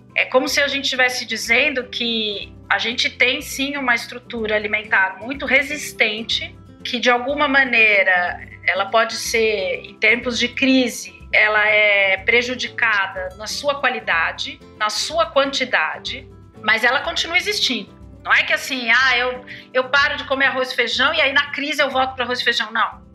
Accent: Brazil; A gente, como brasileiros

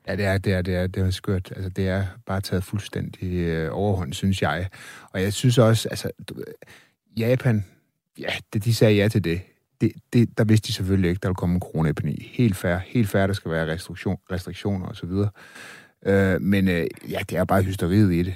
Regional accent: Denmark; vi er selvfølgelig også fra Danmark

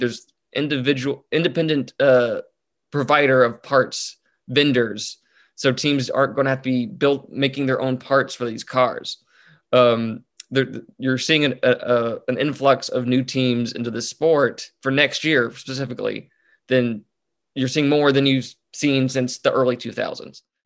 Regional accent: North Texas, United States; I was raised in North Texas

